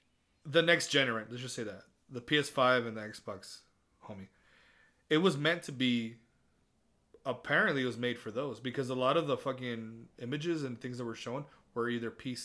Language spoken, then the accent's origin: English; Texas, United States; accent: Southern; we're from Texas